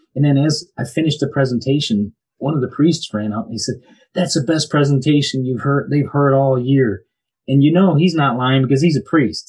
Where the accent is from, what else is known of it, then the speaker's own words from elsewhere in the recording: Birmingham, Michigan, United States; moved away as an adult; now in Florida, United States; I'm originally from Birmingham, Michigan. Grew up there